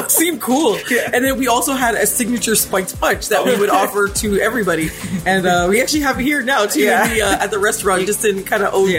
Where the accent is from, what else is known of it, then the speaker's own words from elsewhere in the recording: Toronto, Ontario, Canada; we are from Scarborough.